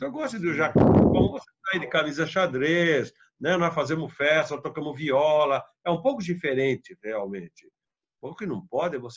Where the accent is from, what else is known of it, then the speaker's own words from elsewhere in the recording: Araras, São Paulo, Brazil; born there; eu sou nascido numa fazenda, em Araras.